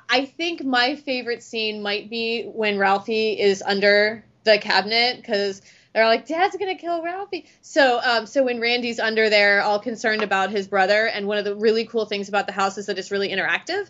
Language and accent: English; Ohio, United States; moved away as an adult; also born or lived in Cincinnati, Ohio / Cleveland, Ohio; I'm originally from Ohio